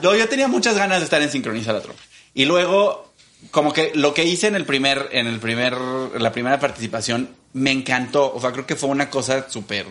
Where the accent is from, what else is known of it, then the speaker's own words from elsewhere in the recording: Mexico; soy el único mexicano